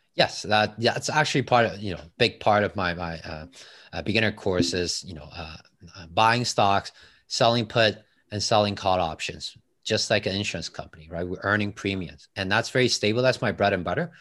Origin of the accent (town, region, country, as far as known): Taiwan; English is a second language; moved away as an adult; now in Toronto, Canada